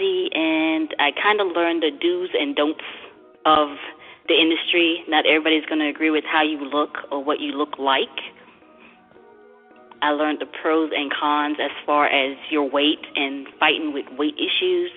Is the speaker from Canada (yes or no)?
no; U.S. Virgin Islands; now in Georgia, United States; I'm originally from St. Thomas, Virgin Islands, born and raised.